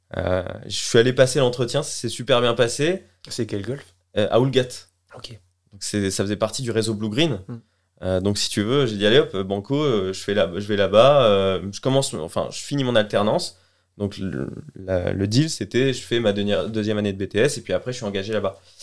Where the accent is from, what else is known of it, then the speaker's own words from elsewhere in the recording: Colleville-Montgomery, Normandy, France; also born or lived in Los Angeles, United States; moi, je suis un canet d'origine. born and raised. Donc, c'est-à-dire que j'ai grandi en Normandie, à Colville-Montgomery, et j'ai fait toute ma scolarité ici